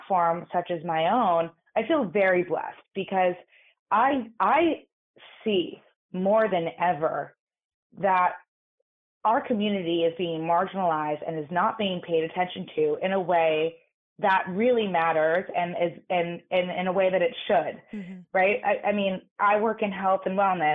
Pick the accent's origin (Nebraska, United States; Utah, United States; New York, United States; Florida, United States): New York, United States; New York City; I grew up in New York City in an all-girls private school